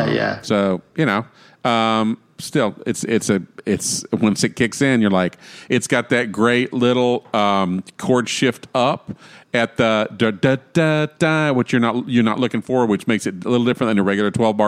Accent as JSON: {"language": "English", "region": "the South", "country": "United States", "said": "I'm from the South"}